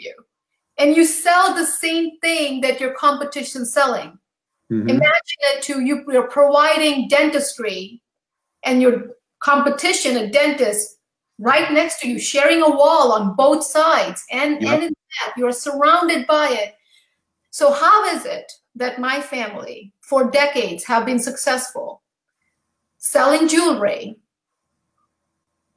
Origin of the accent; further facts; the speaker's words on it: U.S. Virgin Islands; moved away; also born or lived in New Jersey; I grew up in St. Thomas